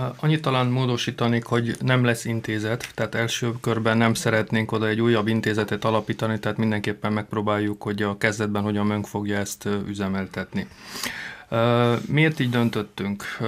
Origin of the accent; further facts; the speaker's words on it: Prekmurje, Slovenia; akik itt születtünk